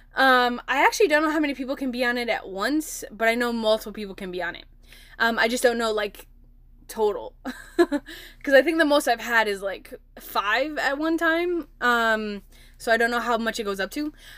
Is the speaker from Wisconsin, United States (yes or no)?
yes; Milwaukee, Wisconsin, United States; I'm from Milwaukee, Wisconsin